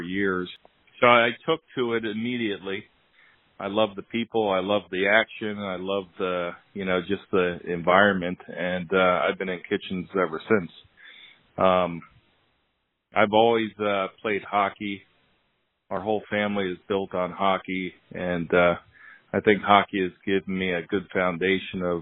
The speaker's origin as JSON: {"language": "English", "town": "Hershey", "region": "Pennsylvania", "country": "United States", "tie": "born or raised there", "said": "I grew up in Hershey, PA."}